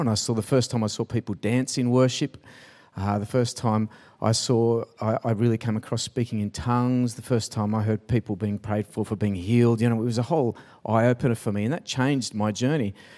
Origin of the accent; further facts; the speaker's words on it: Sydney, New South Wales, Australia; also born or lived in Pymble; I grew up in Taramara.